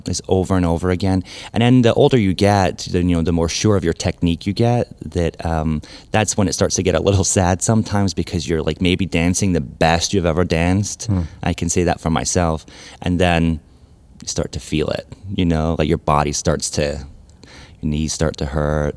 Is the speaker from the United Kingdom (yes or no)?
yes; Glasgow, Scotland, United Kingdom; moved away as an adult; also born or lived in New York; now in Memphis, United States; I'm originally from Glasgow in Scotland.